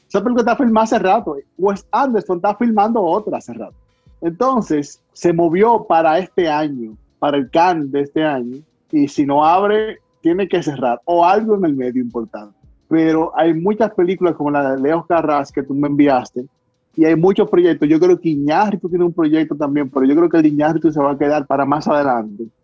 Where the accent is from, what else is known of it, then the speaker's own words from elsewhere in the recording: Dominican Republic; todos los dominicanos vamos a dar nuestra llora ahí